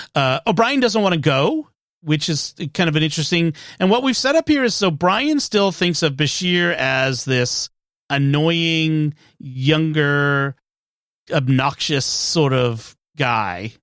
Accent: Massachusetts, United States; I'm from Massachusetts

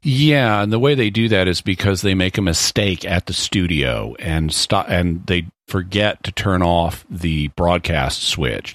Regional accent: United States; as an American

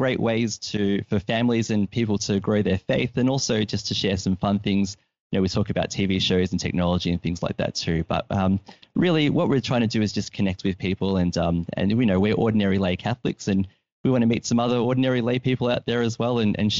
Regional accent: Victoria, Australia; I'm from Victoria, which is in the southeastern part of the Great Island of Australia.

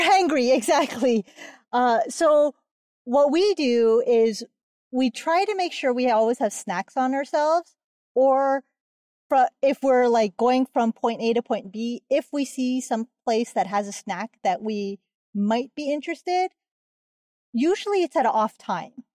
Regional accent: Hawaii, United States; I am from Hawaii

